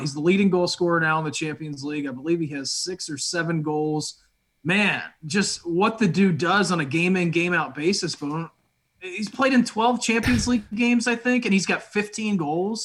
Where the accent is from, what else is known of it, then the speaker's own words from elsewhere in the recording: United States; It is pretty cool being an American right now.